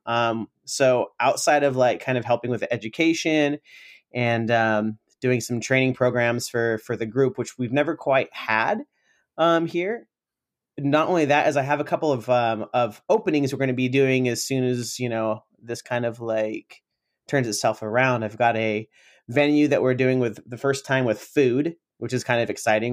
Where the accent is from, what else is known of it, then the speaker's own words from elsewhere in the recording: Sacramento, California, United States; also born or lived in San Francisco; I came back to Sacramento, uh, my hometown